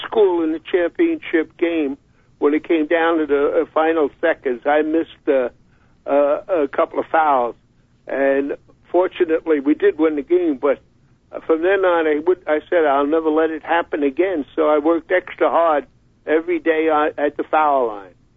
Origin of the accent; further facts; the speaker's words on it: New York, United States; moved away as an adult; also born or lived in Rochester; growing up in New York, I played so many high school games at Madison Square Garden